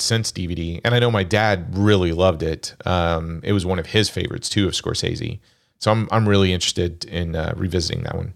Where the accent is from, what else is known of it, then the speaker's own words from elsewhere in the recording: Kansas, United States; growing up in Kansas